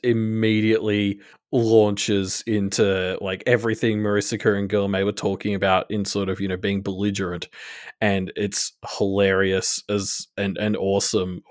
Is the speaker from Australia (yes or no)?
yes; Australia; I'm I'm Australian